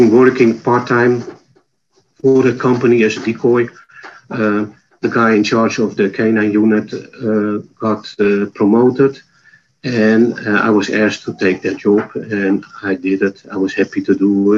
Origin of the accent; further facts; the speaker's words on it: Netherlands; accent: Dutch; moved away; My accent is from the Netherlands